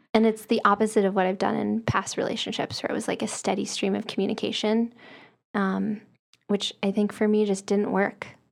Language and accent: English; the South, United States; I'm from the South